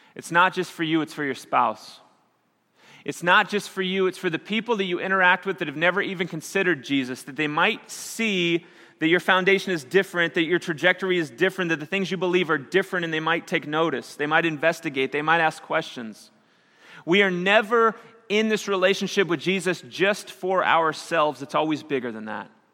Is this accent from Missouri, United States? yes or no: yes; Missouri, United States; moved away; I grew up in Missouri, and we had a lot of tornadoes.